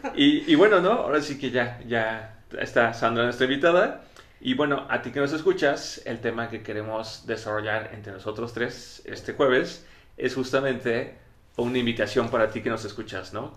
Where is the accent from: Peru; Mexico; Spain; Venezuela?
Mexico